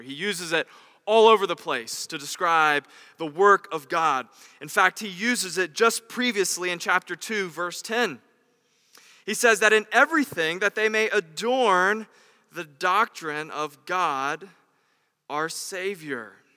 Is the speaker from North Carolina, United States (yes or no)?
yes; North Carolina, United States; As a good Southern Christian boy growing up in North Carolina, my first job was at Chick fil